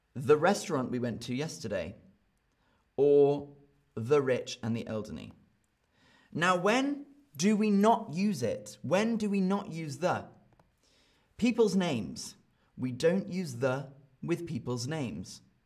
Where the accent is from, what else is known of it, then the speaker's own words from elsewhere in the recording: United Kingdom; accent: British; I speak with a British accent